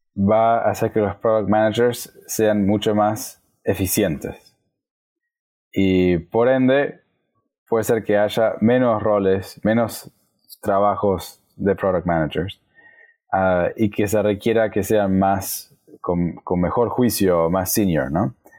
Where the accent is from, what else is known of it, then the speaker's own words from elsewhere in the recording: Argentina; Soy de Argentina